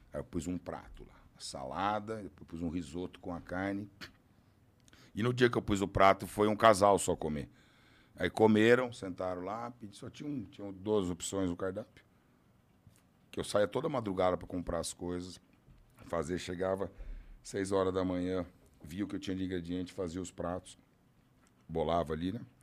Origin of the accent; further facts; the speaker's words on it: interior of São Paulo, Brazil; Eu sou do interior de São Paulo